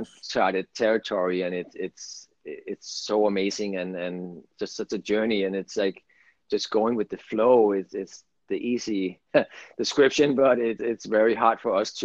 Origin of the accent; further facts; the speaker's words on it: Denmark; English is a second language; moved away as an adult; now in California, United States; English is my second language too. I'm from Denmark and I lived there for 22 right. years now, and ended up in California